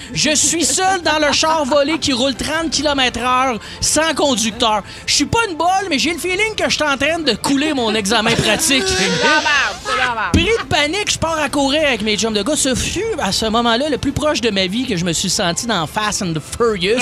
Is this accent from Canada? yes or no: yes; Joliette, Quebec, Canada; dans ma ville natale, où je viens de Joliette, l'école secondaire est collée sur euh, la prison des femmes de Lanaudière.